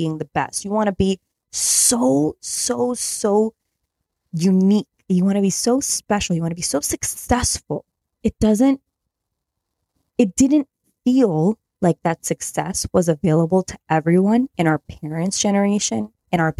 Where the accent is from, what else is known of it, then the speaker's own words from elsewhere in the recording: Chicago suburbs, Illinois, United States; I grew up in the Chicago suburbs